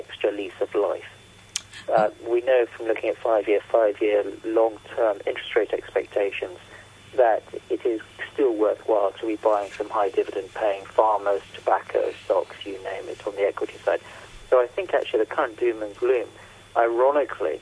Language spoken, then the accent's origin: English; United Kingdom; I'm British